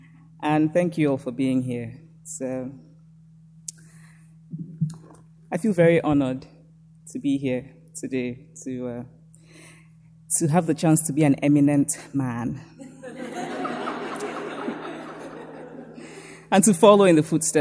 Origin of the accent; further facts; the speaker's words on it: Nsukka, Enugu State, Nigeria; I was born and raised in Nsukka, a small university town in Nigeria